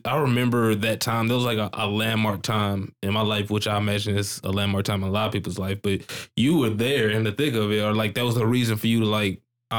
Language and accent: English; St. Louis, Missouri, United States; now in Dallas, United States; I'm not originally from here. I was originally born in St. Louis